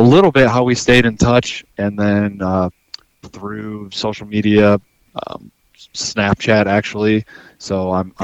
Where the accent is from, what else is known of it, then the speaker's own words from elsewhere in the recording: Iowa City area, United States; moved away as an adult; now in Alaska, United States; I was right around the Iowa City area, just south